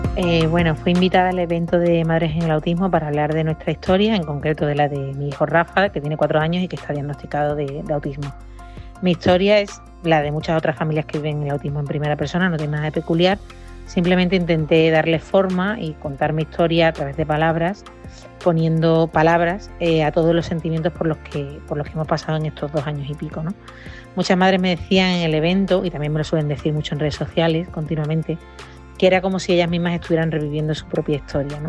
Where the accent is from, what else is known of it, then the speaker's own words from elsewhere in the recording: Huelva, Andalusia, Spain; now in Madrid, Spain; yo soy de Huelva, estoy aquí en Madrid por trabajo únicamente